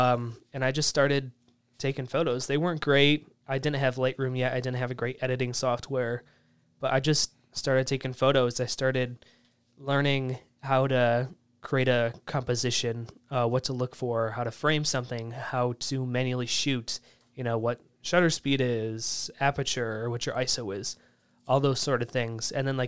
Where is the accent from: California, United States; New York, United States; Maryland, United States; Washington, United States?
New York, United States; I grew up in the Southern Tier, so there's a lot of nature.